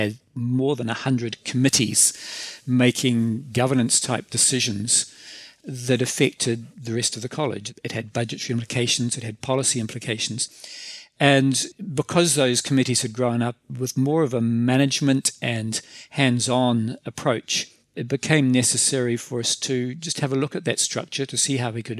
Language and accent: English; New Zealand; accent: New Zealander; as you can tell from my accent, I'm a New Zealander